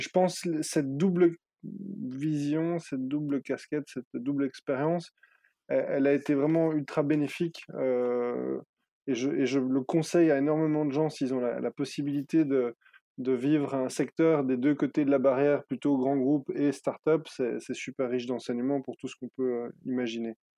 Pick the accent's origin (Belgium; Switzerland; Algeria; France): Belgium; Brussels, Brussels-Capital Region; J'ai grandi à Bruxelles